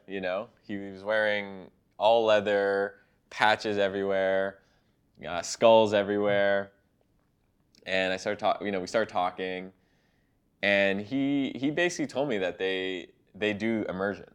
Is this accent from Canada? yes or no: yes; Canada; I'm Canadian